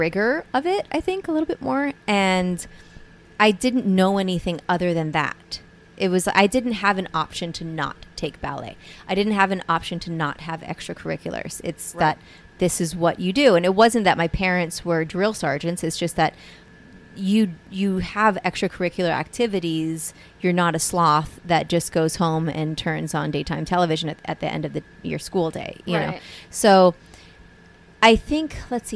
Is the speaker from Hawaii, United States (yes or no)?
yes; Hawaii, United States; we're from Hawaii.